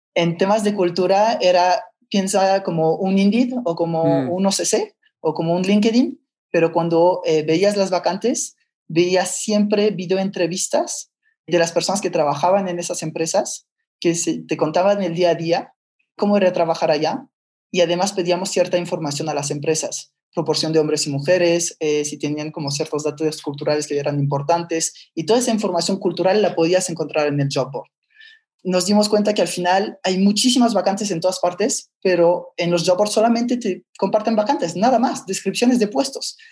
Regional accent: France; moved away as an adult; also born or lived in Barcelona, Spain; now in Mexico; Nací en Barcelona, papá catalán y mamá francesa. Entonces, eh, a los tres años se separan mis papás, entonces me voy de Barcelona a Francia y ahí es donde eh, crecí casi toda mi vida

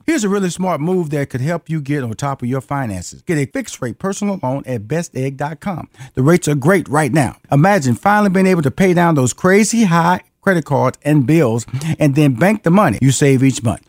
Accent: Houston, Texas, United States; I'm Houston, Texas. I'm from Fifth Ward

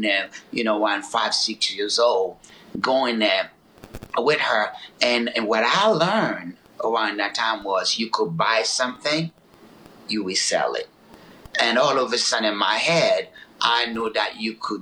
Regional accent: Haiti; moved away; also born or lived in Newark, New Jersey, United States; I grew up in Haiti

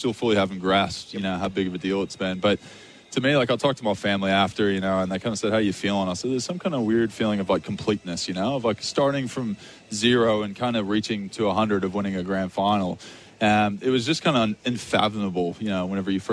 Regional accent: Texas Rangers hometown, United States; moved away as an adult; now in Australia; My hometown

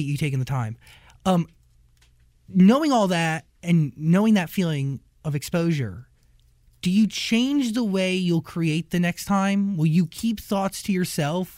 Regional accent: New Jersey, United States; I grew up in New Jersey

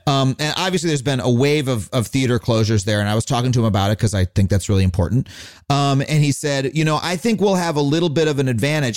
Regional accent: Long Island, New York, United States; growing up on Long Island, there was one black kid in my whole school

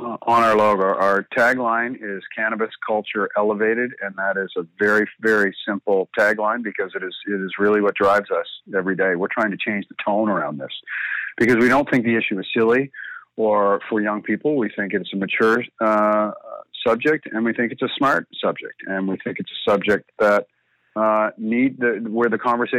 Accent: Canada; as a Canadian

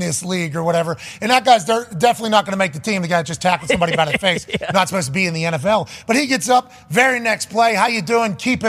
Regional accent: Pittsburgh, Pennsylvania, United States; We had Myron Cope growing up in Pittsburgh, Pennsylvania.

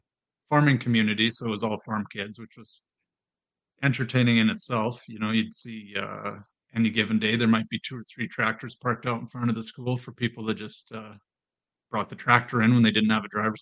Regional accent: rural Saskatchewan, Canada; moved away as an adult; also born or lived in Dalmeny, Canada; now in Spruce Grove, Canada; we moved out to Spruce Grove from Saskatoon in 2001, January of 2001.

